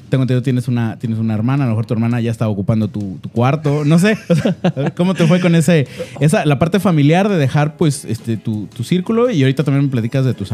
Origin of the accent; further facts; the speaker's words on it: Guadalajara, Jalisco, Mexico; yo, yo soy, yo soy tapatío de nacimiento.